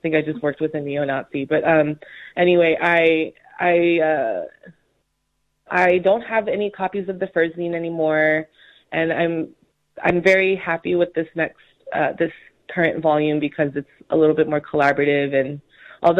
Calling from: Honolulu, Hawaii, United States; also born or lived in New York City; I'm calling in from Honolulu, Hawaii, specifically the island of Oahu

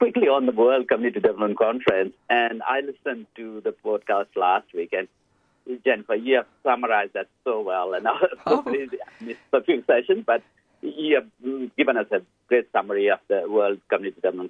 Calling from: Blacktown, New South Wales, Australia; I'm dialing from Fairwater in Blacktown in Western Sydney

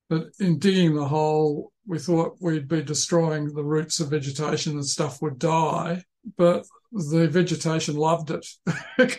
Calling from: Tasmania, Australia; I'm calling in from the University of Tasmania and uh, I'm in Palawa country.

